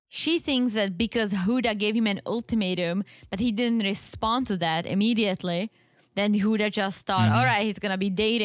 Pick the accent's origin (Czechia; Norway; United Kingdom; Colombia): Czechia; accent: Czech; English is a second language; Yeah, because I'm like losing the Czech accent. I'm like sounding like I'm from Wisconsin.